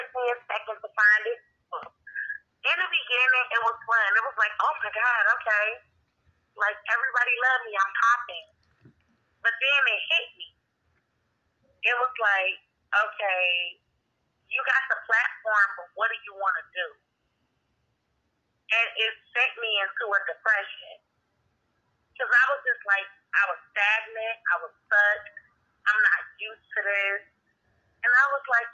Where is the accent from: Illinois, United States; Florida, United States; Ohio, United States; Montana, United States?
Ohio, United States; Cleveland; I am from Cleveland, Ohio. I was born and raised here.